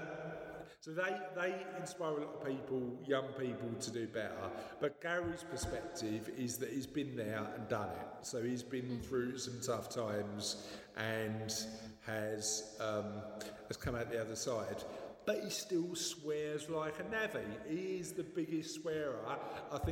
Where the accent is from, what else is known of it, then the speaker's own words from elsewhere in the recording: London, United Kingdom; I'm from the East End